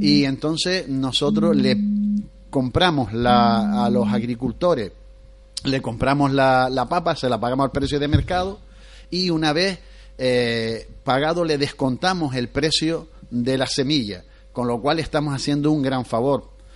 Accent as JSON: {"language": "Spanish", "region": "Canary Islands", "country": "Spain", "said": "nosotros, los canarios"}